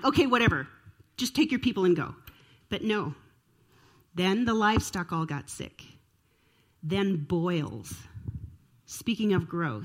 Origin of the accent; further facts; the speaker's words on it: Minnesota, United States; I grew up in Minnesota